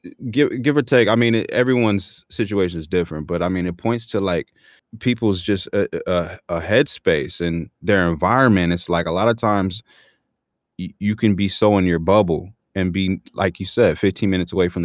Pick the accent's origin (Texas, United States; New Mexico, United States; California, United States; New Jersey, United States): California, United States; San Diego; also born or lived in National City / Chula Vista / Los Angeles; I grew up born and raised in San Diego